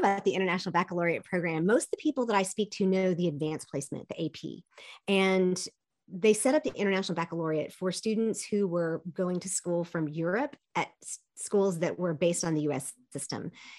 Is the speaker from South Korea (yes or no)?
yes; Seoul, South Korea; also born or lived in East Texas, United States; I was born in East Texas. My family is all from that area and all the way down on the Gulf Coast. But I was actually raised mostly in Seoul, Korea.